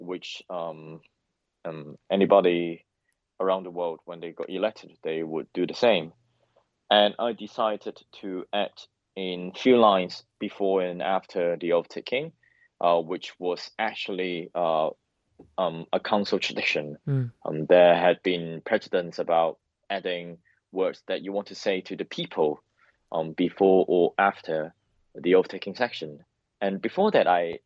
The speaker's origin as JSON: {"language": "English", "country": "Hong Kong", "moved": "as an adult", "lives_now": "London, United Kingdom", "said": "I'm a democratic activist from Hong Kong."}